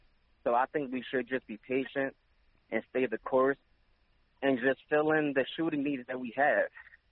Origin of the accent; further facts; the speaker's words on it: Philadelphia, Pennsylvania, United States; I'm from Philly.